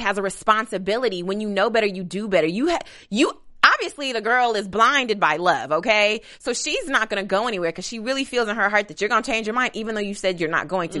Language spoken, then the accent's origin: English; Kentucky, United States; I'm, I'm from Kentucky, which is, is considered Midwest